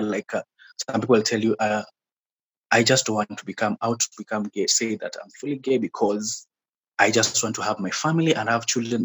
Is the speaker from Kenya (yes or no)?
yes; Mombasa, Mombasa County, Kenya; now in Nairobi, Kenya; I was born and raised in Mombasa, mm-hmm. in the coastal region of Kenya. Yeah, that's where I grew up.